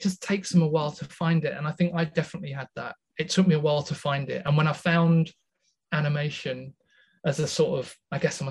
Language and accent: English; just outside Scunthorpe, Yorkshire and the Humber, United Kingdom; I was raised in the wonderful north, just outside Scunthorpe